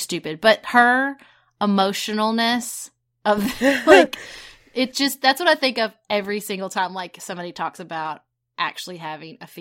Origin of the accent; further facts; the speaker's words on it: Paducah, Kentucky, United States; When I was growing up in Paducah